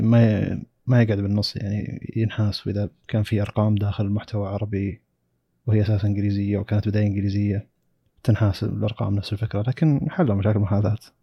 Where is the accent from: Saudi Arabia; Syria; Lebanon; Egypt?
Saudi Arabia; عندنا في السعودية